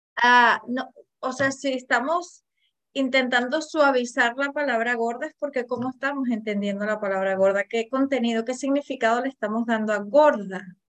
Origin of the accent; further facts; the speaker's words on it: Venezuela; yo que soy venezolana